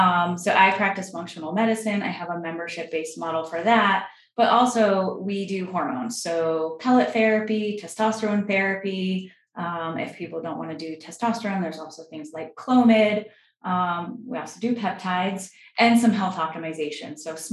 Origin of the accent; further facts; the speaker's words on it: Vermont, United States; moved away; also born or lived in New York; I grew up in Vermont.